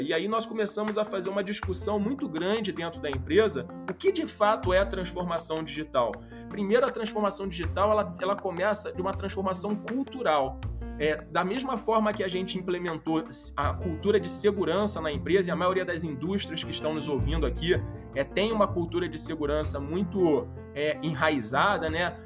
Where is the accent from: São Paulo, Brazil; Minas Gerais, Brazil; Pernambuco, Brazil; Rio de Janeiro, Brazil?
Rio de Janeiro, Brazil; accent: carioca; sou carioca, acho que pelo sotaque é possível já identificar.